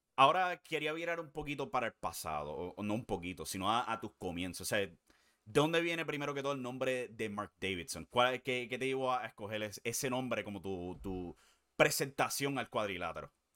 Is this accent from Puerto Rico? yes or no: yes; Puerto Rico; siendo puertorriqueño